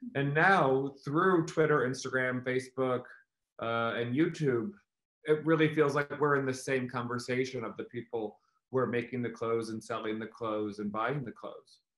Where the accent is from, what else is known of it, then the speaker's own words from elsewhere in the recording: Missouri, United States; now in New York, United States; I grew up in Missouri, which is in the middle of the country